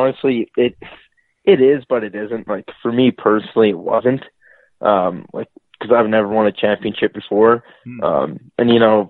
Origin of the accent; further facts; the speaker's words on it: Red Deer, Alberta, Canada; Red Deer, Alberta.